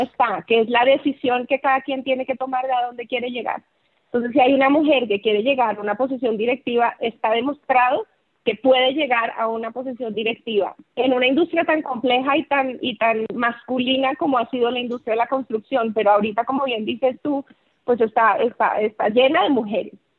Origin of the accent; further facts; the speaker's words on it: Colombia; moved away as an adult; now in Mexico; soy colombiana, aunque ya llevo 20 años viviendo en México